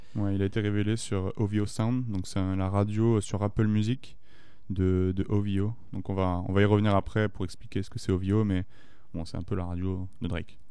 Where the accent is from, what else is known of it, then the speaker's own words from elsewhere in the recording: France; chez nous en France